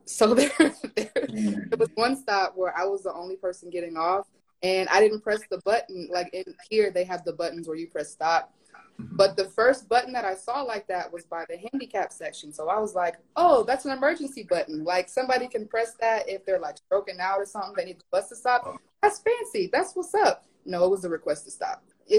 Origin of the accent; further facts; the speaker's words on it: the South, United States; Plus, you know, I'm from the South of the U.S., so where we have Southern hospitality